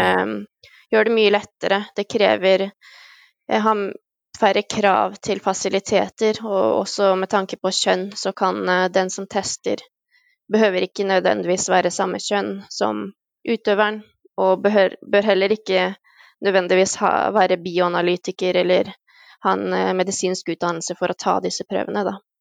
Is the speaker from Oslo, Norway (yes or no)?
no; Halden, Østfold, Norway; now in Denmark; jeg er fra Halden